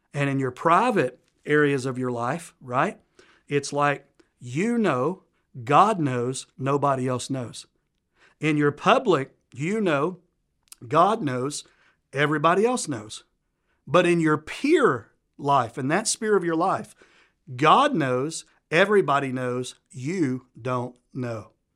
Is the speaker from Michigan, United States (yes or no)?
no; Tennessee, United States; accent: Southern U.S.; I'm from the South, a place called Tennessee. Probably picked up, I'm from Southern U.S. by my accent. And we grow up learning manners